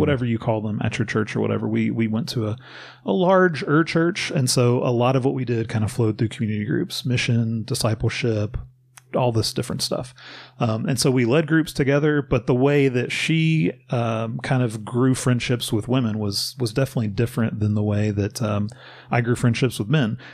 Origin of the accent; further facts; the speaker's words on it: Bowling Green, Kentucky, United States; now in Louisville, United States; I grew up in Bowling Green, about an hour and a half south of Louisville